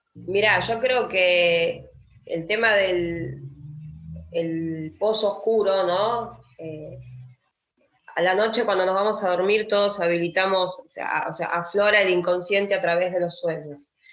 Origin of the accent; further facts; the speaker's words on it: Argentina; como argentinos